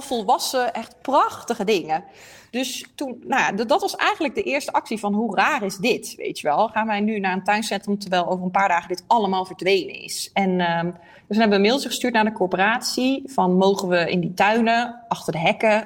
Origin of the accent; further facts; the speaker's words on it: Eindhoven, North Brabant, Netherlands; moved away as an adult; also born or lived in Leiden / The Hague / Amsterdam; Ik kom uit Eindhoven, maar ik heb eh, in Leiden gewoond, Den Haag, Amsterdam